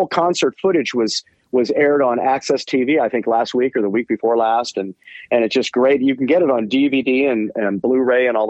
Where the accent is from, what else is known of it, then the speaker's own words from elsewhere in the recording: Bay Area, California, United States; we're from the Bay Area